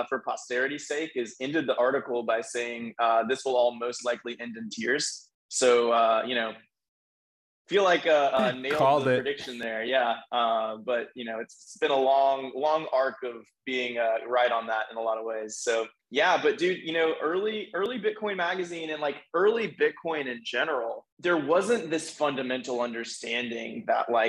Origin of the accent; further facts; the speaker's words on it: Nashville, Tennessee, United States; I was from Nashville where our headquarters are